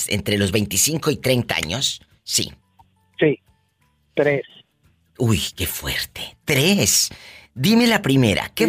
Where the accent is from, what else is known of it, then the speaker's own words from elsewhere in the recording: Tamaulipas, Mexico; Hay un beso a la gente de mi tierra, mi Tamaulipas querido. Lástima que haya tantas malas noticias por allá.